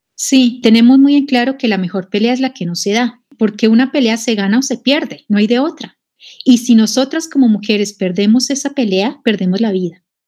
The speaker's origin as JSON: {"language": "Spanish", "country": "Colombia", "tie": "born or raised there", "moved": "as an adult", "lives_now": "Mexico", "said": "yo nací en Colombia, pero también he renacido en México. Bueno, en Colombia empecé a militar en el feminismo siendo muy joven"}